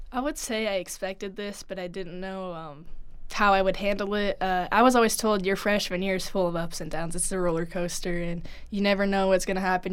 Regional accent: Humphrey, Nebraska, United States; growing up in Nebraska

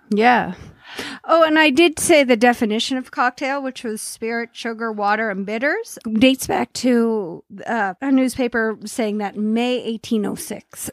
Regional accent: Cape Breton, Nova Scotia, Canada; moved away; also born or lived in Alberta

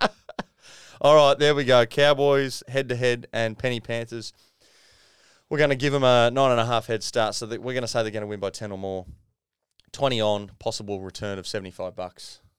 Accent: Queensland, Australia; as a Queenslander

